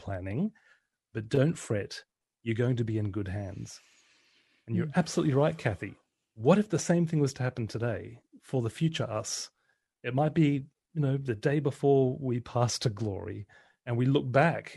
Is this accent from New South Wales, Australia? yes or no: no; Brisbane, Queensland, Australia; I was going to be the best DJ in Brisbane, in Queensland, Australia. That was my hometown